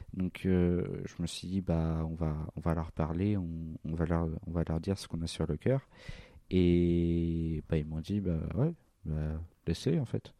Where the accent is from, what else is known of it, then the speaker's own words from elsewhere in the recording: Val-d'Oise, Île-de-France, France; J'ai grandi dans le Val d'Oise.